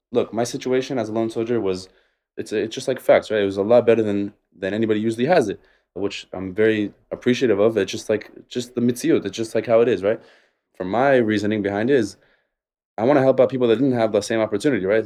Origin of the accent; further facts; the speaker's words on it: Las Vegas, Nevada, United States; moved away as an adult; also born or lived in Israel; now in Tel Aviv, Israel; I grew up in, uh, Vegas to Israeli parents